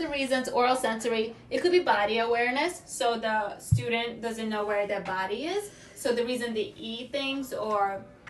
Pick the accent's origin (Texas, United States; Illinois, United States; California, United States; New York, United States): New York, United States; New York City; I'm from Staten Island.